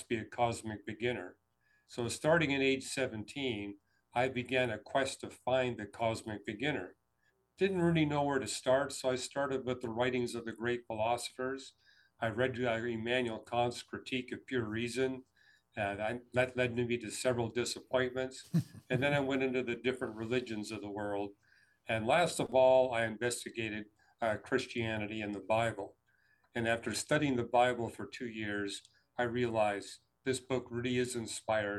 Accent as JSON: {"language": "English", "town": "Vancouver", "region": "British Columbia", "country": "Canada", "tie": "born or raised there", "also_born_or_lived": "Montreal / Toronto", "moved": "as an adult", "said": "I was born in Montreal, raised in Vancouver, got my graduate education in Toronto."}